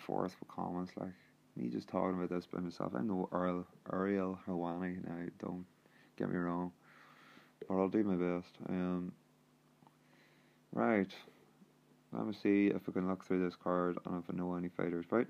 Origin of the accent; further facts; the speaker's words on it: Northern Ireland, United Kingdom; I'm actually from Ireland, the north of Ireland, actually